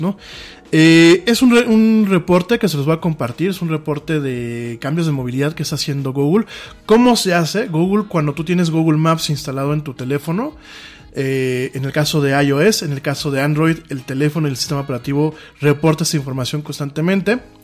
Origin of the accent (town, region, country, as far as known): Mexico